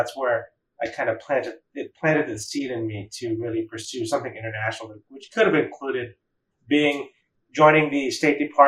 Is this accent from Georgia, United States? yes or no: yes; Atlanta, Georgia, United States; I grew up in Atlanta